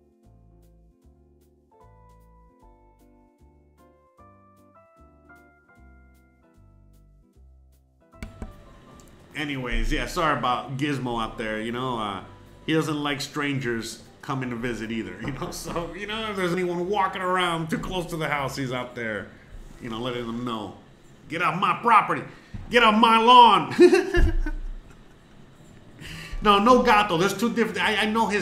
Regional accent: Miami, Florida, United States; moved away as an adult; now in Mérida, Mexico; Yes, I'm from Miami. Originally from Miami-Dade County, 305.

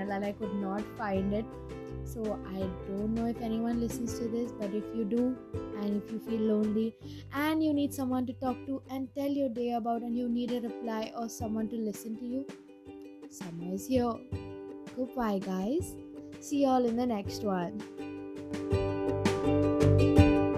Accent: India; I'm Indian

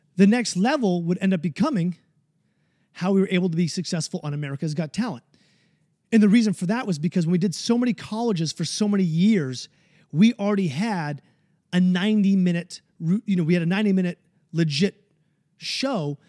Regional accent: New Hampshire, United States; my home state of New Hampshire

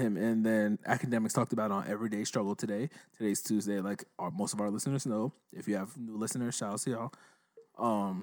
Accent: New Jersey, United States; we're all from Jersey

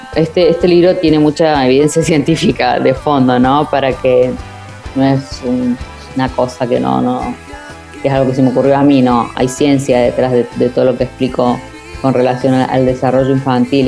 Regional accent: Córdoba, Argentina; moved away; de Córdoba, de mi ciudad de origen

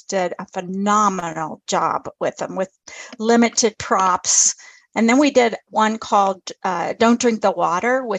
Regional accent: Dayton, Ohio, United States; also born or lived in New Carlisle, Ohio / Mishawaka, Indiana; I grew up in East Dayton for the most part. And when I was 15, I moved to New Carlisle, Ohio

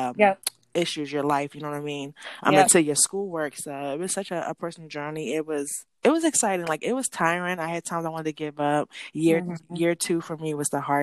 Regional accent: Philadelphia, Pennsylvania, United States; I'm from Philadelphia

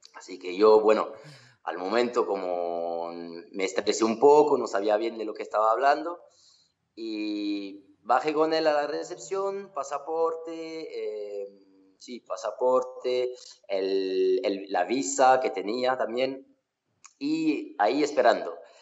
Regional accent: Occitania, France; also born or lived in Australia; Estoy aquí en Francia, en eh, Mozac, en mi pueblo

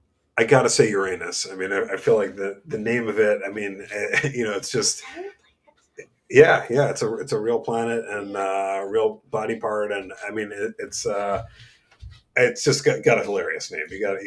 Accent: New York, United States; moved away; the place that like comes to mind first for me is got to be New York, my hometown.

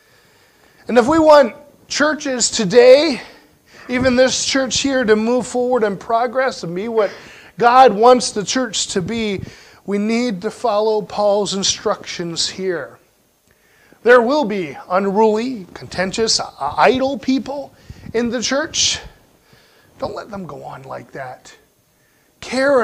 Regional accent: Pennsylvania, United States; Growing up in Pennsylvania, we had a lot of freezing rain in the wintertime

